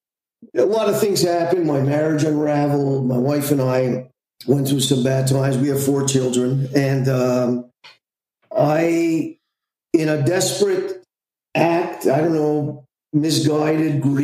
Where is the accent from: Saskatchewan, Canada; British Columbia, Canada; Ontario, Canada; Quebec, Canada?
Quebec, Canada; Montreal; I'm from Montreal, Canada